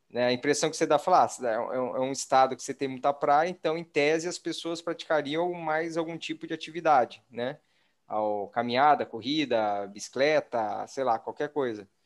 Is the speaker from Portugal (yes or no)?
no; Marília, São Paulo, Brazil; Somos três caipiras aqui. Três de Marília, terra da bolacha.